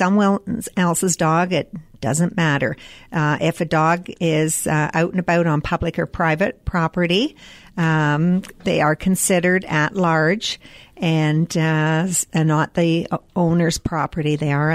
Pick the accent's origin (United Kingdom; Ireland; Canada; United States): Canada; proud as Canadian